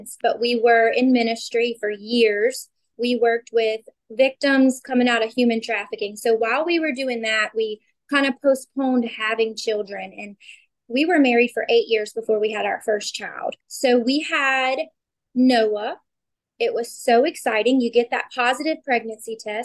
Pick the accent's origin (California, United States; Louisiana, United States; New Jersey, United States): Louisiana, United States; I am 33 from Louisiana